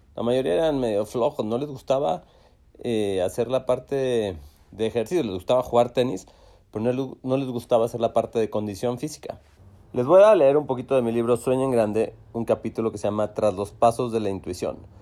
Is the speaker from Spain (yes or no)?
no; Monterrey, Nuevo León, Mexico; en Monterrey, en donde crecimos en Chipinque